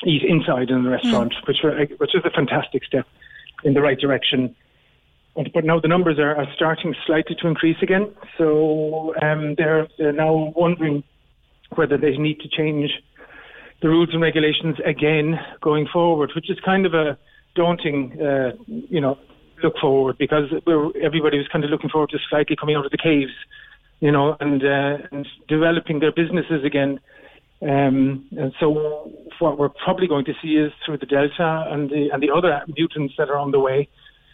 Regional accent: Cobh, Munster, Ireland; now in Berlin, Germany; we just bought a house in Cove. So we just renovated it, and I do get back more often now

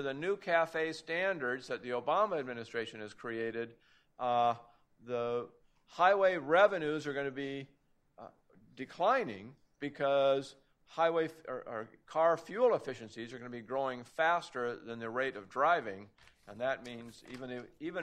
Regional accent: Oregon, United States; My home state of Oregon

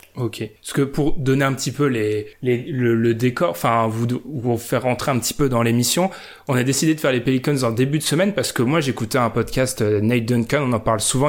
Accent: France; on est français

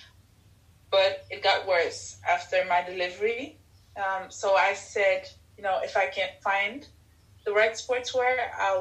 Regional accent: Netherlands; also born or lived in Ethiopia; I came to the Netherlands when I was 3 years old

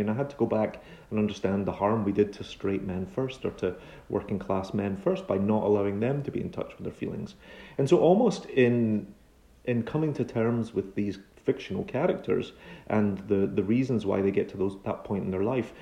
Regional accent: Glasgow, Scotland, United Kingdom; moved away as an adult; now in New York, United States; my Glaswegian upbringing

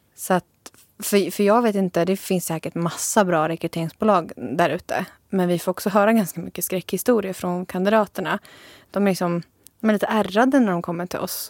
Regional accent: Sigtuna, Stockholm County, Sweden; moved away; also born or lived in Jönköping; Jag är från början från Sigtuna

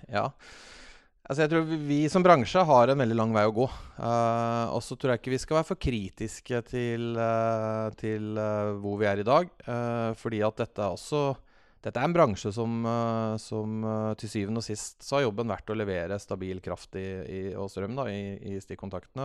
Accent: Fredrikstad, Østfold, Norway; now in Oslo, Norway; Jeg er fra Fredrikstad

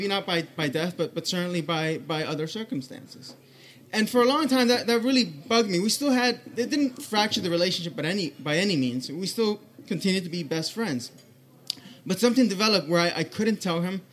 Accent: Colombia; I'm from Colombia. It's a very traditional country.

